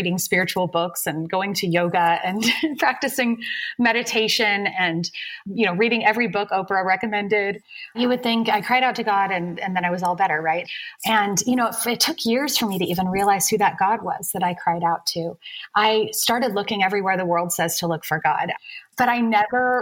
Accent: San Francisco Bay Area, California, United States; So I grew up in the San Francisco Bay Area in a good home, two loving parents and two sisters.

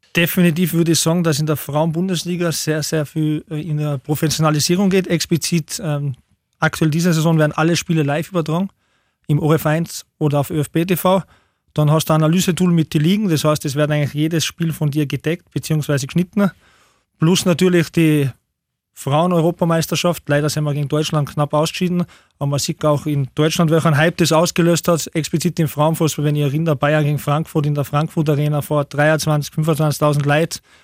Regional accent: Tyrol, Austria; moved away as an adult; now in Upper Austria, Austria; Ich bin zwar halb Deutscher und halb Österreicher, aber bin halt in Tirol aufgewachsen

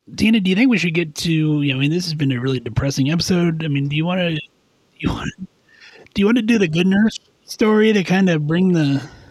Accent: Kansas, United States; I'm from Kansas

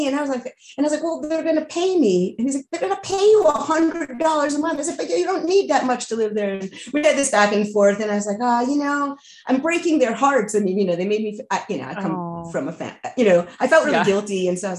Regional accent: outside of New York City, United States; moved away as an adult; also born or lived in Alfred, New York / Boston / Iowa; now in New Mexico, United States; I was born outside of New York City. When I went away to college, I pretty much left home for good.

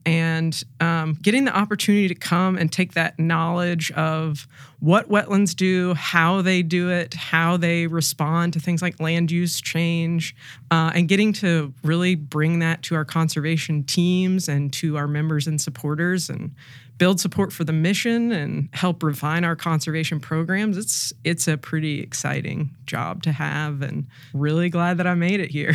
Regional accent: Arkansas, United States; moved away as an adult; also born or lived in Ohio / San Francisco Bay Area / Chesapeake Bay Area; I grew up in Arkansas

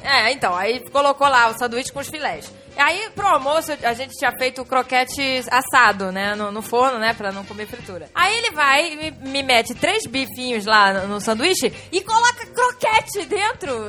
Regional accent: Rio de Janeiro, Brazil

